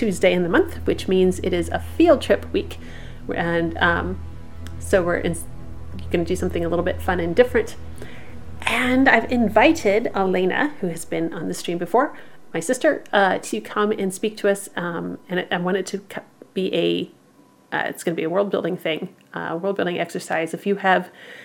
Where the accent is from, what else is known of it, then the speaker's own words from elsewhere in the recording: Midwest, United States; I'm from the Midwest